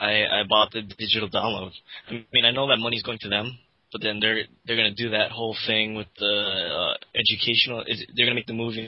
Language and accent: English; Vancouver, Washington, United States; I am trying to organize one such event in my hometown, Vancouver, Washington.